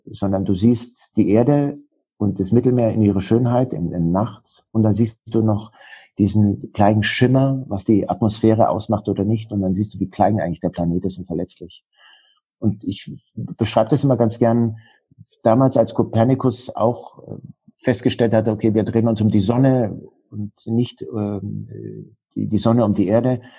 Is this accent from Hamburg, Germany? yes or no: no; Bavaria, Germany; born there; Ich bin im Allgäu geboren und im Allgäu heißt es, der Allgäu wird mit 40 erwachsen.